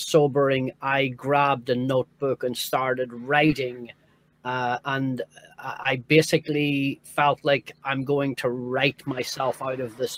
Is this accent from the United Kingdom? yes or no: yes; Northern Ireland, United Kingdom; moved away; also born or lived in New York; growing up in Northern Ireland